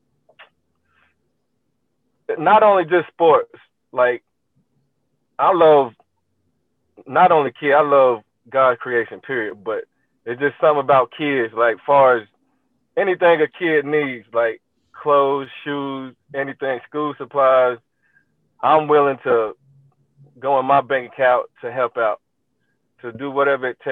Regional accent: Cleveland, Ohio, United States; I'm from Cleveland. We was brought up, you know, cutting wood, cutting grass, and all that type of stuff

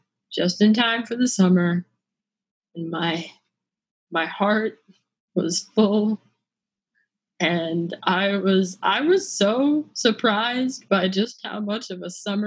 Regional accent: California, United States; I am from California, and California is hot, but it's not humid.

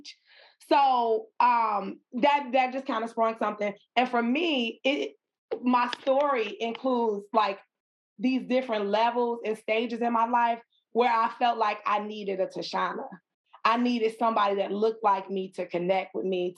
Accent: Chicago, Illinois, United States; I am from the west side of Chicago, born and raised in Chicago

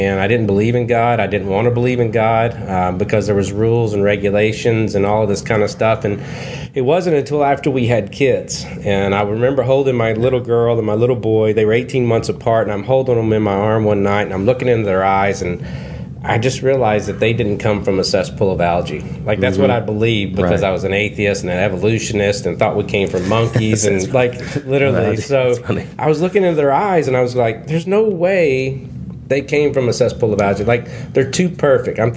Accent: Kentucky, United States; I grew up in Kentucky in the Bible Belt

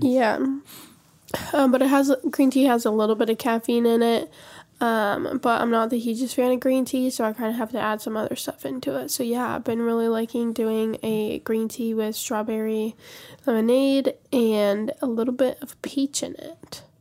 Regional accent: Montana, United States; we're both from Montana

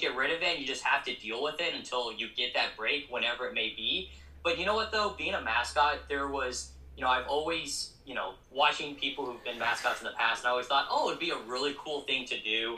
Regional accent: Colorado Springs, Colorado, United States; moved away as an adult; now in Fresno, United States; I'm from Colorado Springs, Colorado, born and raised.

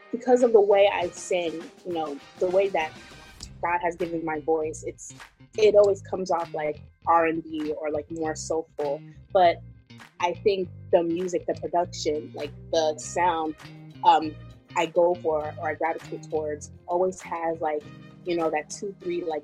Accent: Ghana; English is a second language; like there's always going to be that part of my music that that's inspired by me being Ghanaian.

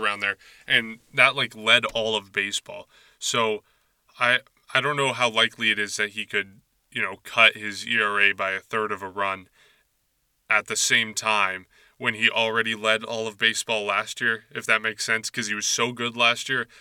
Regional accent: Nashua, New Hampshire, United States; my hometown of Nashua, New Hampshire

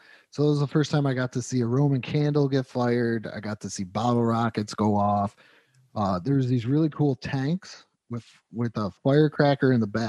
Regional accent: Western New York, United States; moved away; Where, like, I'm from in Western New York, we hate New York City.

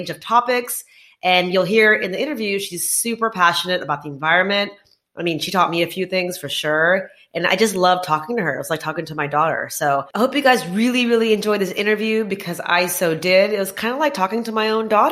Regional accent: Texas, United States; moved away as an adult; also born or lived in Bangalore, India / Gurgaon, India; I was born in Texas.

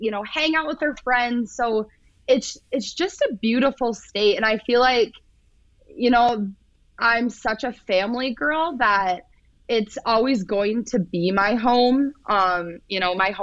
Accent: Minnesota, United States; also born or lived in South Dakota; I'm from Minnesota

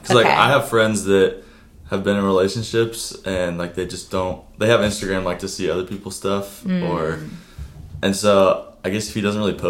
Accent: California, United States; I'm from California.

